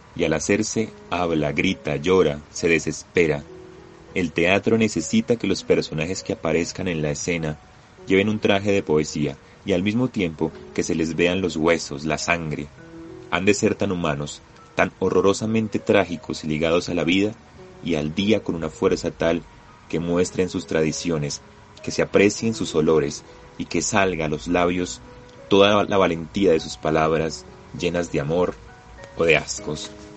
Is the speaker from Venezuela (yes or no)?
no; Colombia; como colombianos